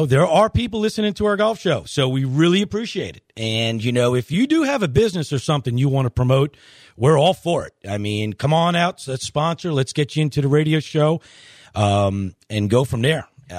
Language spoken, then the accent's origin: English; Long Island, New York, United States; moved away; As you may know, I grew up in Long Island.